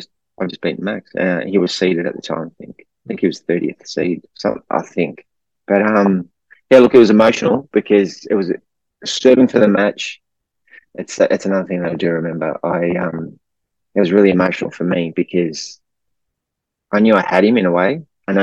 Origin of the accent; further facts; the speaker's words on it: Melbourne, Victoria, Australia; I'm from Melbourne, had family and friends there